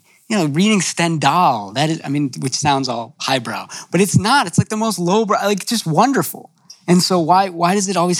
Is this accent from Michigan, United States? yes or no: no; Illinois, United States; We're from Illinois.